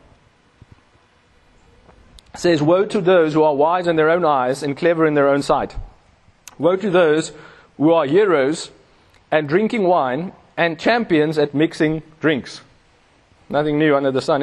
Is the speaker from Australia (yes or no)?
no; Pretoria, Gauteng, South Africa; I come from Pretoria, we ride in Webers.